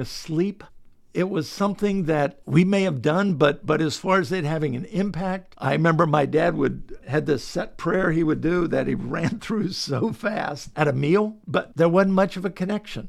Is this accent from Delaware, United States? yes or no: yes; Delaware, United States; I was born in Delaware